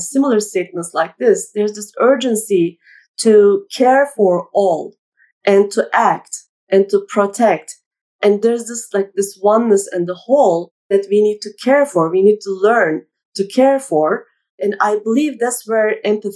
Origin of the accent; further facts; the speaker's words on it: Turkey; I grew up in Turkey